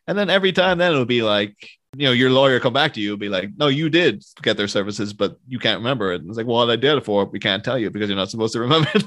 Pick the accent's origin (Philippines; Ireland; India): Ireland; being Irish